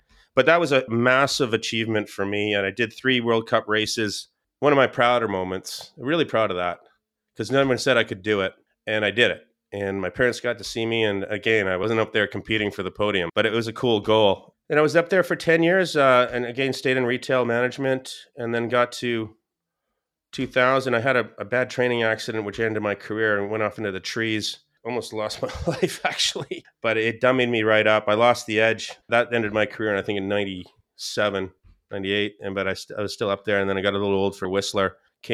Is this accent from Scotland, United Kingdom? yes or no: yes; Scotland, United Kingdom; a mom and pop fish and chip Scottish family, and I'm Scottish.